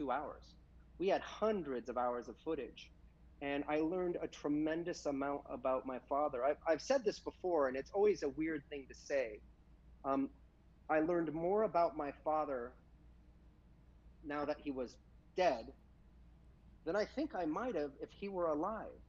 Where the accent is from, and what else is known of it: United States